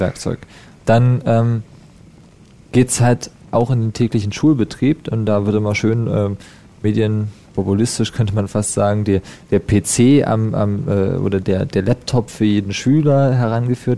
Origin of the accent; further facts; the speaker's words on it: Unterspreewald, Brandenburg, Germany; Ich komme aus dem Unterspreewald, das ist der kleinere mhm. Zipfel nördlich ja. von dem großen Touristengebiet